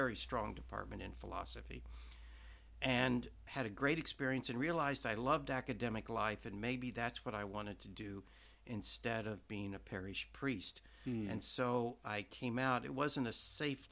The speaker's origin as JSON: {"language": "English", "region": "Oklahoma", "country": "United States", "tie": "born or raised there", "also_born_or_lived": "New York / St. Louis", "moved": "as an adult", "lives_now": "Washington, United States", "said": "I grew up in Oklahoma, and I went to a minor seminary in 1960 for high school"}